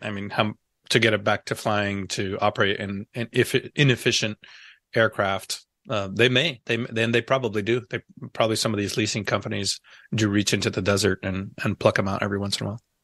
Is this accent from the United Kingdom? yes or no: no; Canóvanas, Puerto Rico; accent: Texas; also born or lived in Virginia; now in United States; I remember as a kid growing up in Canóvanas, Puerto Rico